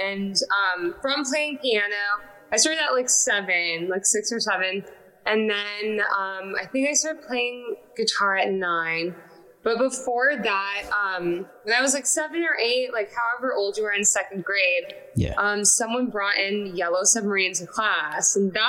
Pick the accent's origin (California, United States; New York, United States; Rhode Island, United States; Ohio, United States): California, United States; Los Angeles; also born or lived in Salem, Massachusetts; I grew up in California. I was born in Salem, Massachusetts, randomly.